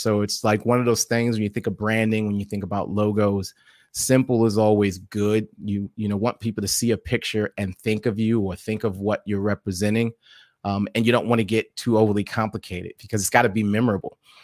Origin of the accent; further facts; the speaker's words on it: New York City, New York, United States; I was born and raised in New York City